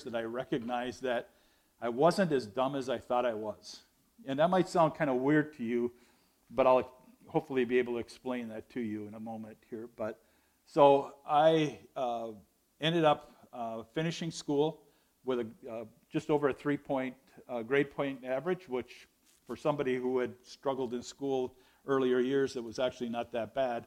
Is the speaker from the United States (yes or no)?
yes; Ishpeming, Michigan, United States; But I was raised, born and raised in Ishpeming, Michigan, in a non-Christian home.